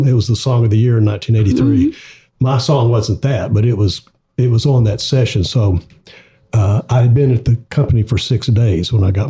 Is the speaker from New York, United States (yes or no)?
no; Little Rock, Arkansas, United States; moved away as an adult; now in Nashville, United States; when I moved over to Nashville, I was born and raised in Little Rock. So I love Little Rock.